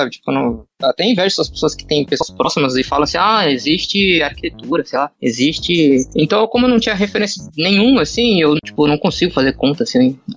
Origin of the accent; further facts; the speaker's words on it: Santos, São Paulo, Brazil; vou fazer um curso 3D em São Paulo, tal, que eu sou de Santos.